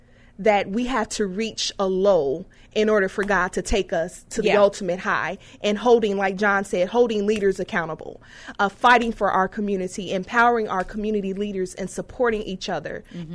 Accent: Chicago, Illinois, United States; I'm from Inglewood

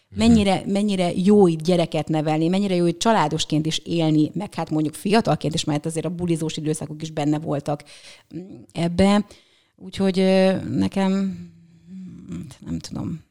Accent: Püspökladány, Hajdú-Bihar, Hungary; moved away; also born or lived in Budapest; püspöklerány vagyok, ö, ott születtem, akkor még falu volt, most már egy kisváros

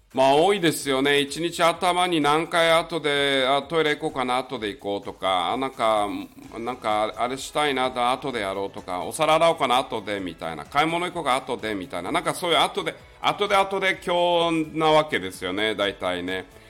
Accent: Miyakojima, Okinawa, Japan; moved away; 台風銀座って言われてる宮古島の出身なんですね、僕はあの沖縄県なんですが

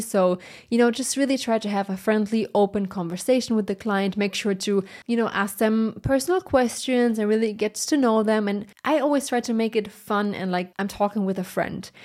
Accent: Germany; English is a second language; I'm from Germany, so English is not my first language

